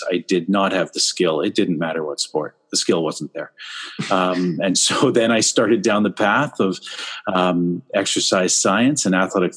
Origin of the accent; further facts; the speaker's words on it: Whitby, Ontario, Canada; moved away; also born or lived in Scarborough, Ontario; born in Scarborough, but I was raised in Whitby, Ontario.